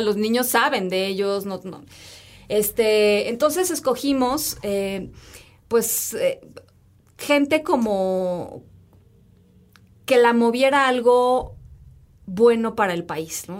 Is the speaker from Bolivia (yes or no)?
no; Mexico